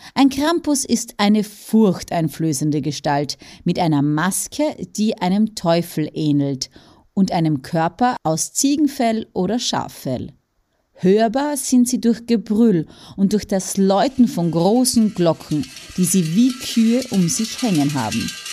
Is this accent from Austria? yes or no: yes; Austria; bei uns in Österreich